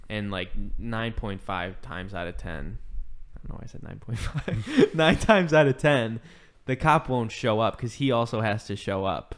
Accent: Chicago, Illinois, United States

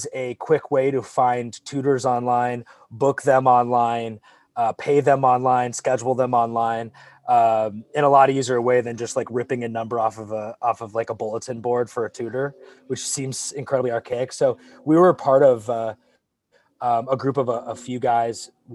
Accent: Arizona, United States; moved away as an adult; also born or lived in Michigan; born and raised in Arizona

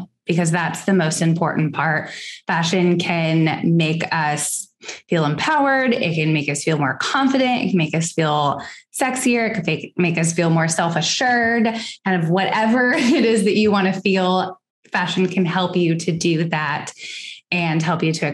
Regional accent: Seattle, Washington, United States; also born or lived in Los Angeles, California; now in Houston, United States; I grew up in Seattle, Washington, lived in LA for several years, and am now here in Texas

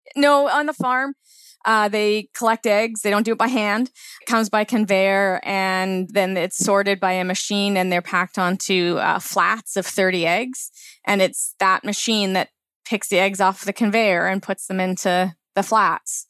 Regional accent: Langley, British Columbia, Canada; I grew up in Langley

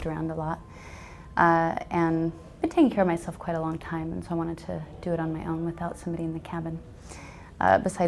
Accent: Alaska, United States; I'm from Alaska. My family were pioneers. I grew up on a homestead

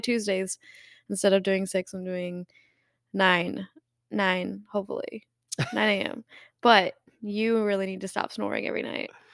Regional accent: Michigan, United States; also born or lived in Colorado; now in Tennessee, United States; I was born in Michigan and then I lived in Colorado

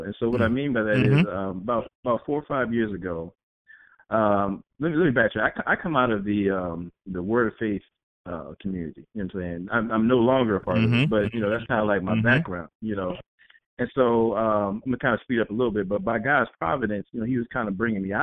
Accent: East Coast, United States; I'm from the East Coast

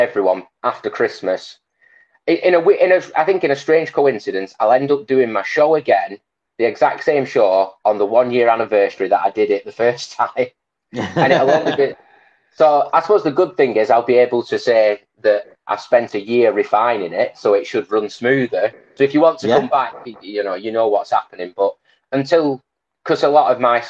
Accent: Blackburn, North West England, United Kingdom; I'm from Blackburn

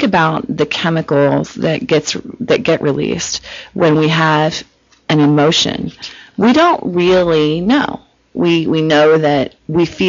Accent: Cincinnati, Ohio, United States; moved away as an adult; now in California, United States; I'm from Cincinnati

